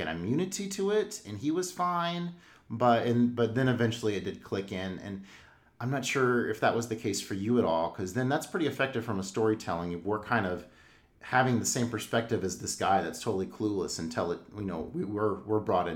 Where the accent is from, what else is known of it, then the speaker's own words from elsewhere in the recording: United States; being an American, we were very much brought up to be pro-military